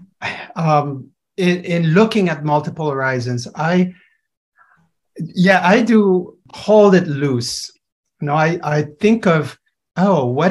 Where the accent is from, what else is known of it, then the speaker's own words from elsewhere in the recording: Montreal, Quebec, Canada; I'm from Montreal